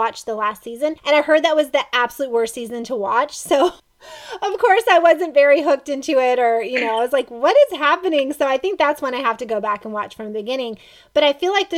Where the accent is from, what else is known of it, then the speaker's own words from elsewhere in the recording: Lexington, United States; I'm from Lexington, just like Zach is.